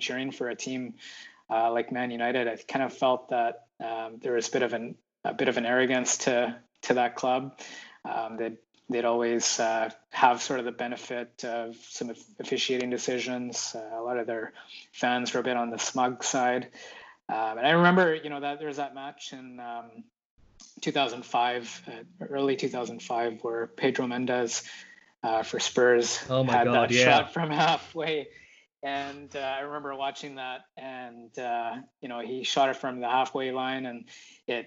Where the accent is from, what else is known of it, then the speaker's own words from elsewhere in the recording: Edmonton, Alberta, Canada; now in Victoria, Canada; I was born and raised in Edmonton